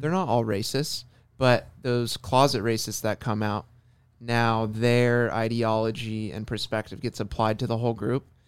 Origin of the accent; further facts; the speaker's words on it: Orange County, California, United States; being born and raised in Orange County